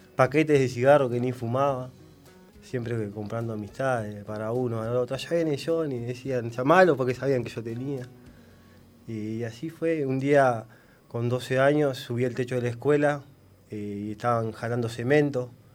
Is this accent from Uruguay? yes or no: yes; Paysandú, Uruguay; moved away as an adult; now in Villa García, Uruguay; yo soy de Paysandú